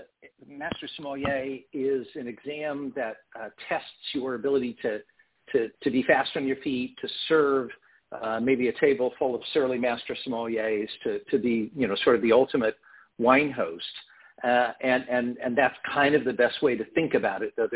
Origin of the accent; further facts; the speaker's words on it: United States; also born or lived in Portland, Oregon / Prairie Village, Kansas; originally from Portland, Oregon, but I've lived in Kansas and Missouri really most of my life.